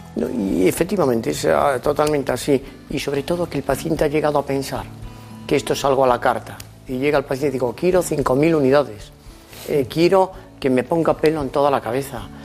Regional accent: Lugo, Galicia, Spain; accent: gallego; now in Madrid, Spain; Llevo muchos años en Madrid, pero soy gallego Nací en Lugo

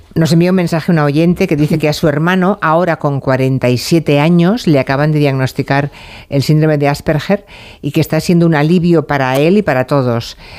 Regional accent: Argentina; now in Alicante, Spain; te llamo de aquí de Alicante, soy argentino

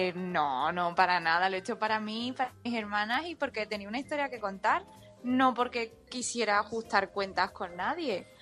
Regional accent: Spain; todos tus amigos son españoles, pero tus padres son chinos

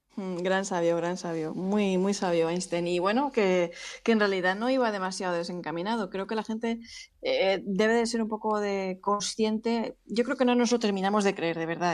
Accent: Spain

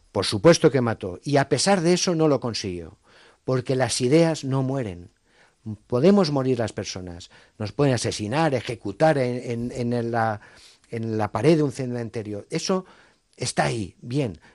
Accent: Valencian Community, Spain; soy valenciano

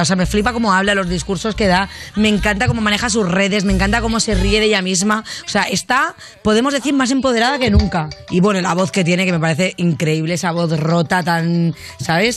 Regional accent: Barcelona, Catalonia, Spain; moved away; soy de Barcelona

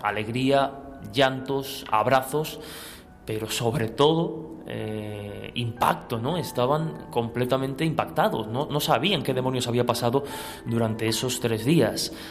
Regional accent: Albacete, Castilla-La Mancha, Spain; que soy de Albacete

